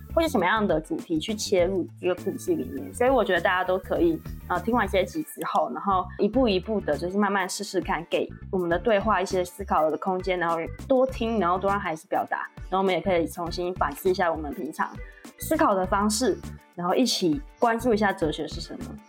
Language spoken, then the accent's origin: Chinese; Taiwan; 我以前也是台湾教育长大的